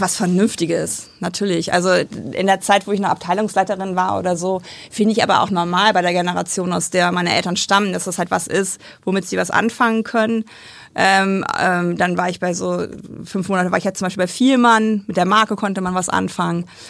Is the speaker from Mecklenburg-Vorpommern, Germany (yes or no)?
no; Aschendorf, Lower Saxony, Germany; also born or lived in Braunschweig; Dann sind wir zwei, dreimal umgezogen äh, ins Emsland